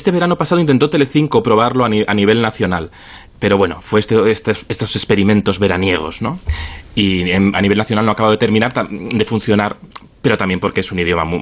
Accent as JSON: {"language": "Spanish", "town": "Zaragoza", "region": "Aragon", "country": "Spain", "said": "Eh, somos hermanos mellizos de Zaragoza."}